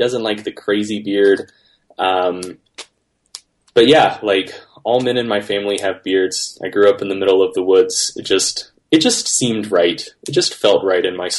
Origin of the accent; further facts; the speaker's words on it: North Carolina, United States; also born or lived in Orange County, California; So now we're back in North Carolina